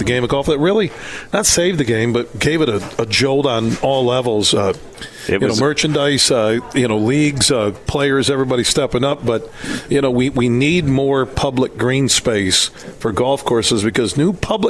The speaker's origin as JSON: {"language": "English", "town": "Sparta", "region": "Michigan", "country": "United States", "tie": "born or raised there", "said": "just down the road from where I grew up in Sparta, Michigan."}